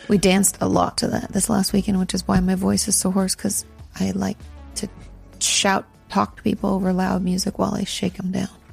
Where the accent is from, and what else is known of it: California, United States; now in Texas, United States